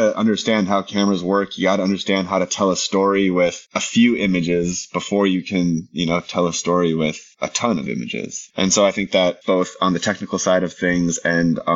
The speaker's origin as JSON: {"language": "English", "town": "Minneapolis", "region": "Minnesota", "country": "United States", "tie": "born or raised there", "moved": "as an adult", "lives_now": "Los Angeles, United States", "said": "I grew up in Minnesota"}